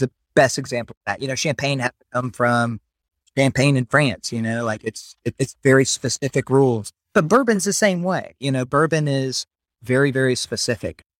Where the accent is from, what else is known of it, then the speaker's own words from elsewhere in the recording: South Carolina, United States; also born or lived in Memphis; now in Louisiana, United States; Originally, we're from South Carolina